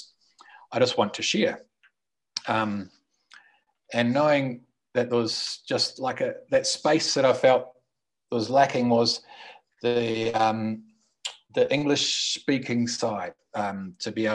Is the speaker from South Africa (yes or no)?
no; New Zealand; moved away as an adult; also born or lived in Australia; now in Colombia; I'm from New Zealand, lived in Australia for 16, 17 odd years, came to Colombia